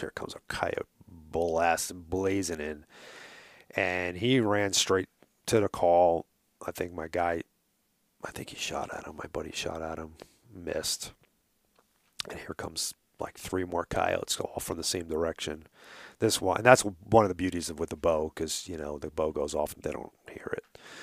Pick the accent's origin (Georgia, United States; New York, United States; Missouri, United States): New York, United States; accent: New York; moved away; if you haven't noticed my accent